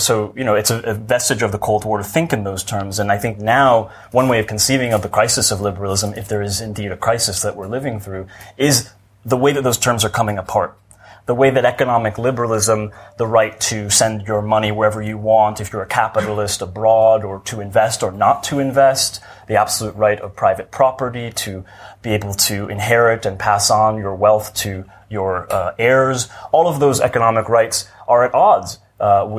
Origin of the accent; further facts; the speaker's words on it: United States; I'm an American